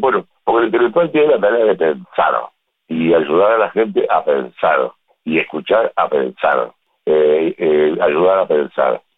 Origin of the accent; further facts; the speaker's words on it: Uruguay; soy uruguayo, tengo 74 años